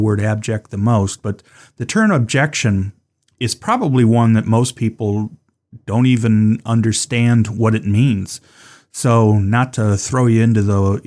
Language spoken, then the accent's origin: English; Cleveland, Ohio, United States; I'm from Cleveland, spent most of my life there